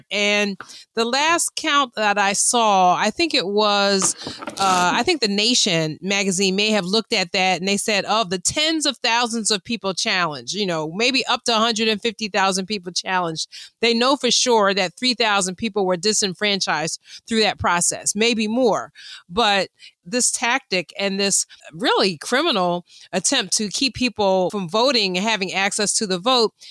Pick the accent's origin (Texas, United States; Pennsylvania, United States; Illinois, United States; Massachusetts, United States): Pennsylvania, United States; Philadelphia; I'm from Pennsylvania, from the other side of the state, from Philadelphia.